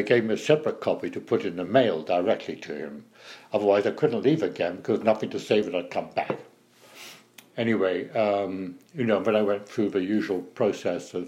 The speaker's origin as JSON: {"language": "English", "country": "United Kingdom", "moved": "yes", "lives_now": "United States"}